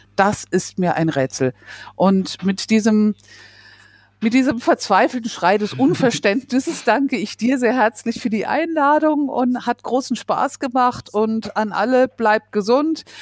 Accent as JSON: {"language": "German", "country": "Germany", "said": "bei uns in Deutschland"}